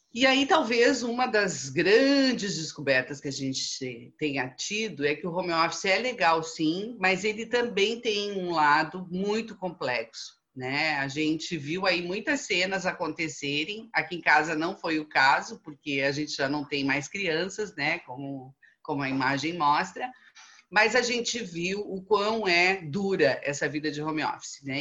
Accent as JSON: {"language": "Portuguese", "country": "Brazil", "said": "nós, como bons brasileiros que somos"}